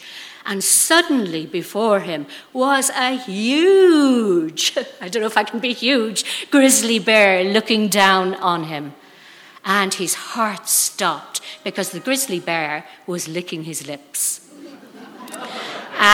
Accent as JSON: {"language": "English", "country": "Ireland", "said": "now I'm speaking from Ireland"}